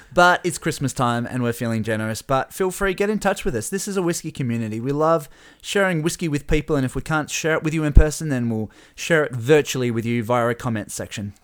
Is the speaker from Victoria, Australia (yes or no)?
no; Burnie, Tasmania, Australia; We're from Burnie